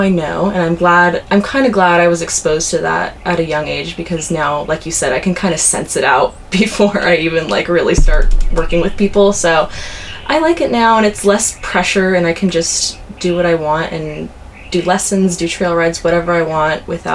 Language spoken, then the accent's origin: English; Orange County, California, United States; moved away as an adult; now in Santa Barbara, United States; I grew up in Orange County